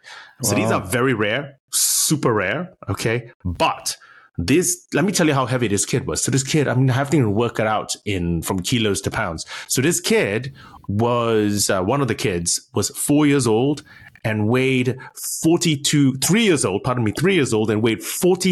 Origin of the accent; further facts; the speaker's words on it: California, United States; also born or lived in Berkeley, United States; I'm from California, actually, originally. I sound weird because my wife's English, but I'm a transplanted Californian. I did high school and I went to University of California at Berkeley, Cal Berkeley, which is where I did my undergrad, doing molecular biology.